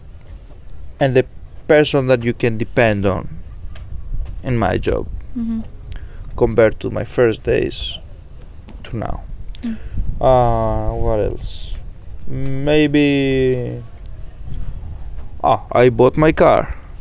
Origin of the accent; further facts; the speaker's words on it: Greece; accent: Greek; English is a second language; you may already be hearing this Greek accent